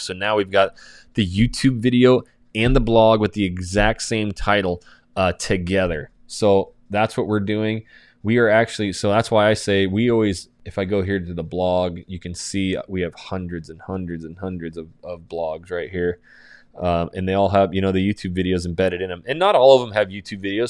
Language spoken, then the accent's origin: English; North Idaho, United States; I'm from North Idaho